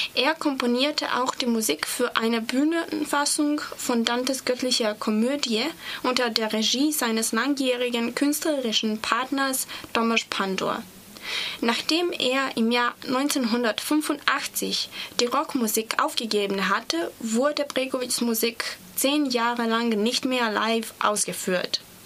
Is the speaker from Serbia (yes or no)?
yes; Serbia; German is a second language; ich komme aus Serbien